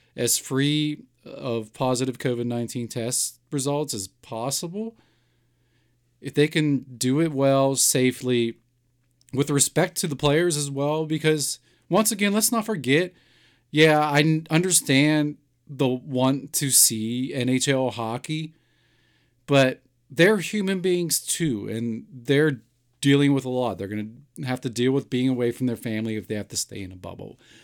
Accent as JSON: {"language": "English", "town": "Pittsburgh", "region": "Pennsylvania", "country": "United States", "tie": "born or raised there"}